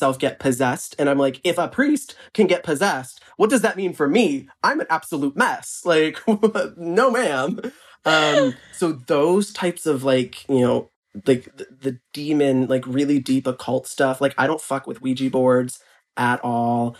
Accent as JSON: {"language": "English", "region": "Ohio", "country": "United States", "tie": "born or raised there", "said": "I grew up in Ohio, which is not like, you know, that very Southern evangelical"}